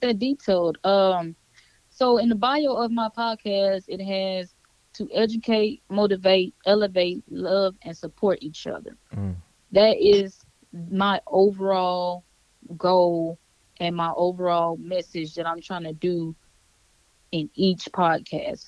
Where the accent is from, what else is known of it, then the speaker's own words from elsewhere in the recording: Baton Rouge, Louisiana, United States; moved away; I'm from Baton Rouge, Louisiana, born and raised